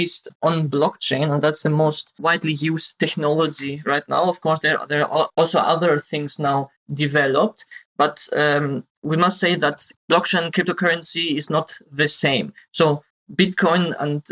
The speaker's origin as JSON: {"language": "English", "country": "Greece", "moved": "as an adult", "lives_now": "Germany", "said": "I now live in Germany. I'm originally from Greece and moved to Germany to study IT security."}